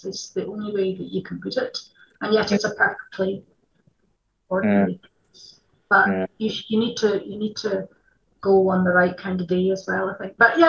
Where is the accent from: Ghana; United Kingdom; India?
United Kingdom; Edinburgh, Scotland; particularly we're from Edinburgh, so you turn every corner and there's something else to fascinate you.